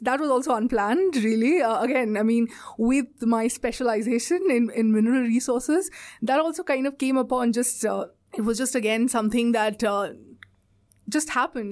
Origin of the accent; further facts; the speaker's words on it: India; moved away as an adult; now in Australia; I'm from India, uh, and I've done all my education and everything is from India.